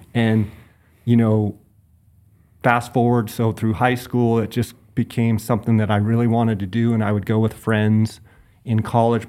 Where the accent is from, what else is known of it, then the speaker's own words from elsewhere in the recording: Phoenix, Arizona, United States; I grew up in Phoenix and come from kind of ranching family on both sides